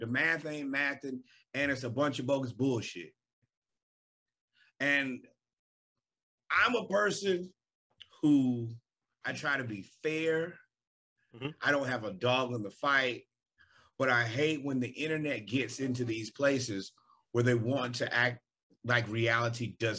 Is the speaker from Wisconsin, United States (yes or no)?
no; Georgia, United States; And I'm from Georgia.